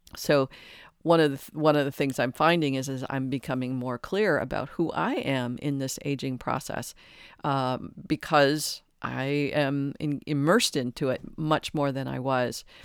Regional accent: Detroit, Michigan, United States; I was raised in Detroit in a large Catholic family

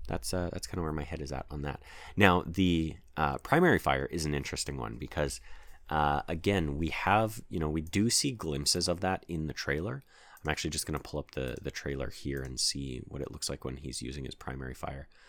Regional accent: Canada; as we are all Canadian

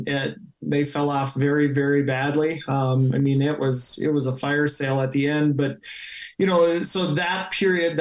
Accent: Moorhead, Minnesota, United States; my parents moved down to Moorhead for college, and then obviously that's where I grew up

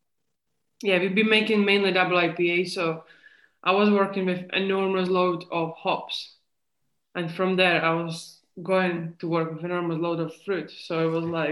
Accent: Czechia; English is a second language; moved away as an adult; now in Scotland, United Kingdom; So I'm originally, if you could hear the accent, I'm originally from Czech Republic. I'm not from Scotland, but I've been here for 10 years

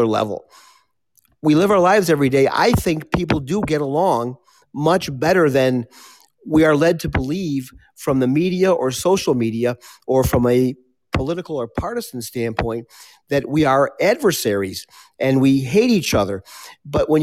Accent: the North, United States; I grew up in the North, I'm still in the North

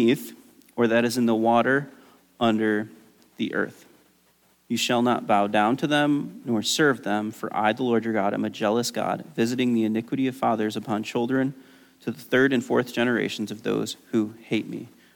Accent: United States; as an American

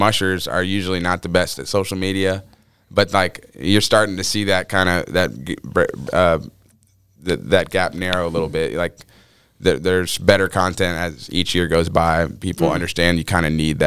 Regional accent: Atlanta, Georgia, United States; now in Alaska, United States; I grew up here, dude. I'm from Atlanta

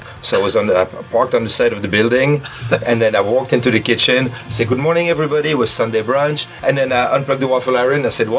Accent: Belgium; moved away as an adult; also born or lived in Pennsylvania; now in Cincinnati, United States; Belgium. Small village called Bombay.

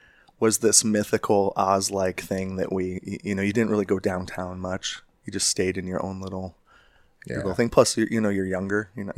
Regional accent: Chicago, Illinois, United States; moved away as an adult; also born or lived in Arizona; now in Sedona, United States; I grew up in Chicago.

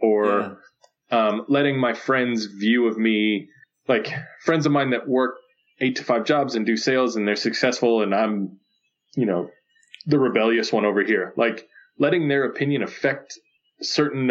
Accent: Phoenix, Arizona, United States; I grew up in West Phoenix

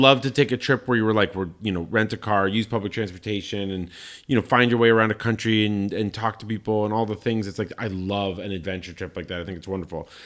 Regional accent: Colorado Springs, Colorado, United States; I grew up in Colorado Springs, Colorado, biggest evangelical Christian population on the planet

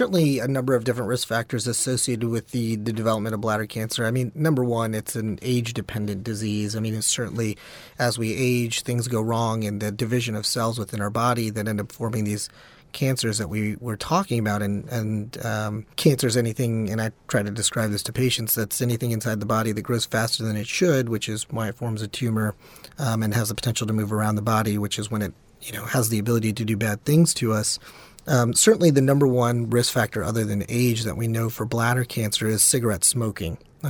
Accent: Memphis, Tennessee, United States; also born or lived in New York; Yeah, so I grew up all over. I'm actually from Memphis, Tennessee, but you name a state, and I've lived there. I did most of my growing years in the South, and then I went to New York for my undergraduate degree

